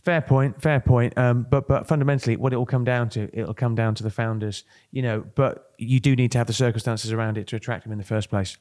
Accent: Kent, South East England, United Kingdom; moved away; I come from Kent

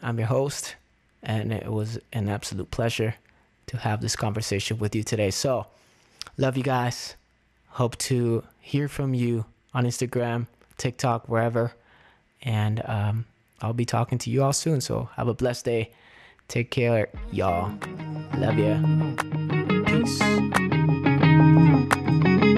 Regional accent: Miami, Florida, United States; moved away as an adult; now in Las Vegas, United States; my old pastors at the church I grew up with in Miami

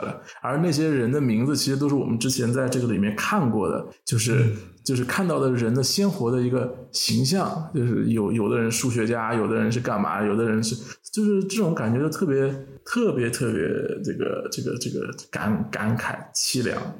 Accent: Shanghai, China; 就我听到上海这个词，因为我是上海人，所以听到上海这个词还蛮一惊的啊！

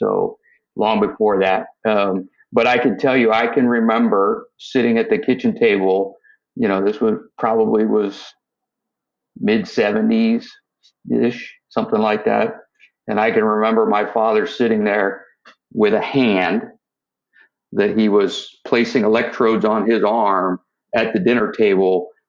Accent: San Rafael, California, United States; now in San Diego, United States; So I was born in Northern California. I grew up in the city of San Rafael, which is just a little bit north of the Golden Gate Bridge

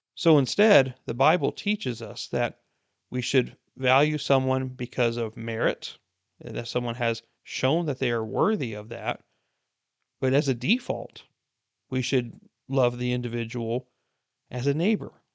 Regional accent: United States; being an American myself

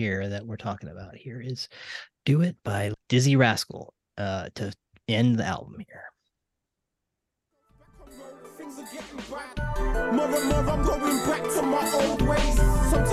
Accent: Santa Maria, California, United States; we did grow up in Santa Maria

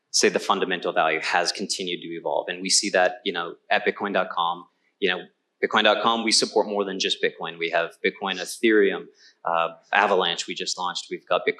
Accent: Canada; I'm Canadian

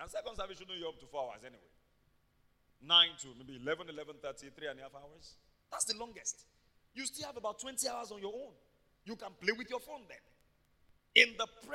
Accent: Ibadan, Oyo, Nigeria; I grew up in Mokola.

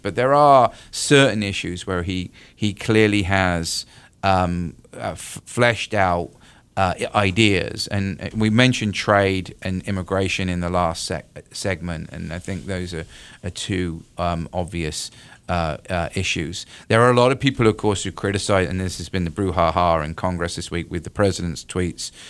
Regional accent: United Kingdom; moved away as an adult; now in North Carolina, United States; I'm originally from the U K.

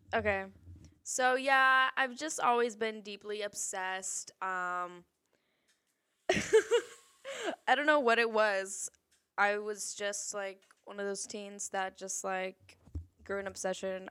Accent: San Antonio, Texas, United States; moved away as an adult; now in California, United States; I'm from San Antonio, Texas

